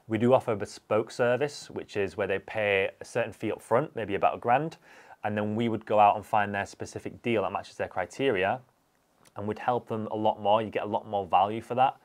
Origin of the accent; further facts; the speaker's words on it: Huddersfield, Yorkshire and the Humber, United Kingdom; from Huddersfield.